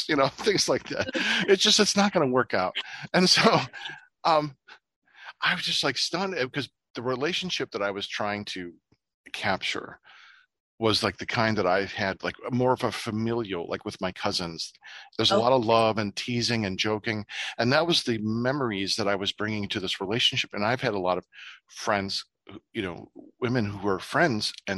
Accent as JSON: {"language": "English", "region": "Ohio", "country": "United States", "tie": "born or raised there", "moved": "yes", "said": "the town I grew up in Ohio"}